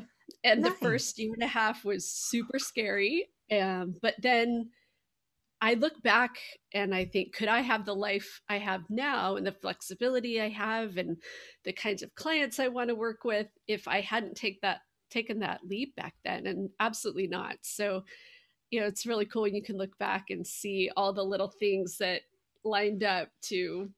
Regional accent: Seattle, Washington, United States; now in Indianapolis, United States; So I am based in Indianapolis, but I grew up in Seattle and spent a long time in Washington, D.C.

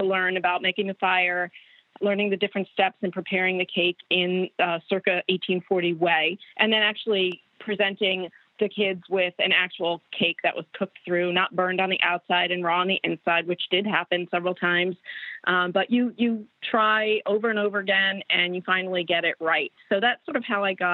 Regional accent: New York, United States; moved away as an adult; also born or lived in Geneva, New York; now in Maryland, United States; I'm actually from New York, even though I do a lot with Maryland food history. I've lived here for almost 22 years. I grew up right outside of New York City

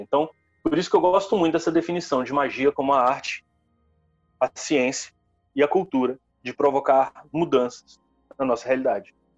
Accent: interior of Espírito Santo, Brazil; also born or lived in Vitória; eu sou do interior do Espírito Santo. Eu, eu nasci e cresci na roça, é, até os 16 anos

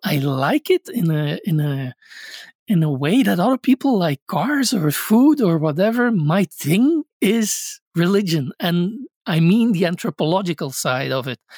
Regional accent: Belgium; I grew up in Belgium

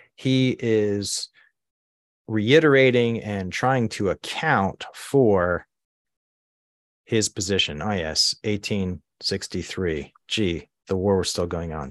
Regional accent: Baltimore, Maryland, United States; moved away as an adult; also born or lived in Asia / Budapest, Hungary / Susquehanna Valley, Pennsylvania; now in Pennsylvania, United States; I was born and raised in Baltimore, Maryland. Largely grew up there

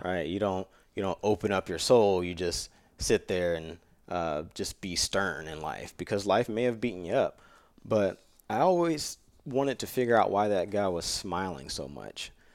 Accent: Jacksonville, Florida, United States; I grew up in Florida with my dad as a single dad and my grandmother, you know, raising me

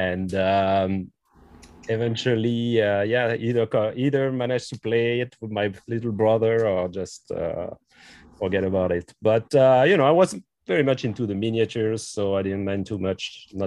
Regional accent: Brittany, France; also born or lived in Quebec; now in Montreal, Canada; I'm actually French. I'm from France. I'm from Brittany. So I moved to Quebec 20 years ago now.

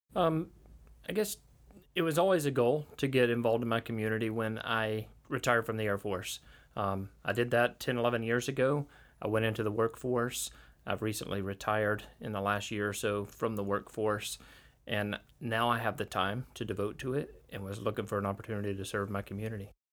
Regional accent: Holt, Florida, United States; also born or lived in Crestview; I grew up in Holt, but I was commuting to Crestview after seventh and eighth grade

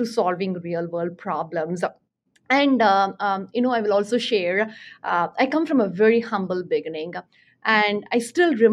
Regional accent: Chennai, Tamil Nadu, India; moved away; I grew up in Chennai, India

